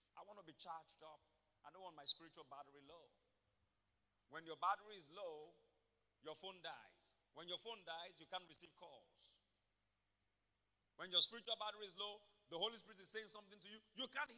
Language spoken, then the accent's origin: English; Akoko, Ondo, Nigeria; moved away; Akoko in Ondo State, I'm from Ibrokwa, Akoko. Ikare is just 2 towns away from my hometown.